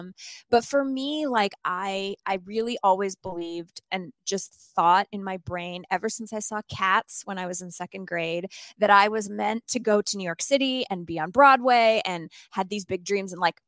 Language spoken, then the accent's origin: English; Sherwood Park, Alberta, Canada; It's called Sherwood Park, and I grew up in this in Canada